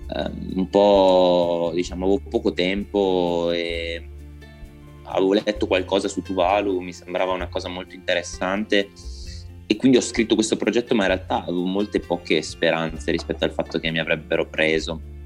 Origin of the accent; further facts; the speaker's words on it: Parma, Emilia-Romagna, Italy; now in Turin, Italy; sono originario di Parma, però adesso mm, vivo a Torino in questo momento